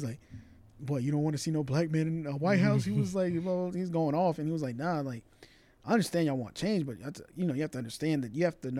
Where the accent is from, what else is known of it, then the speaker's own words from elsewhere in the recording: Atlanta, Georgia, United States; also born or lived in Los Angeles, California; I was born in Los Angeles and I was raised in Atlanta.